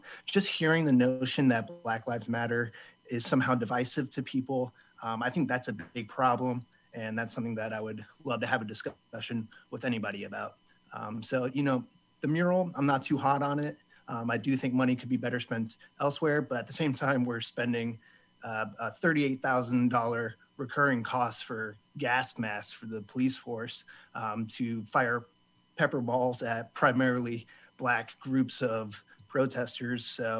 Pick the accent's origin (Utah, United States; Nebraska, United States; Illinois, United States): Illinois, United States; Champaign; from Champaign.